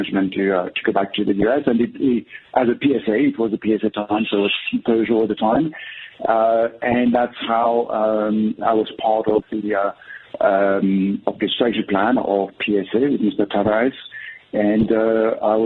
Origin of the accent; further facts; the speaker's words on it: Versailles, Île-de-France, France; moved away as an adult; also born or lived in Paris / New York / England / Scotland; I'm actually a Parisian. I was actually born and raised in Versailles, which is just outside of Paris. And I lived in Paris up until the age of 20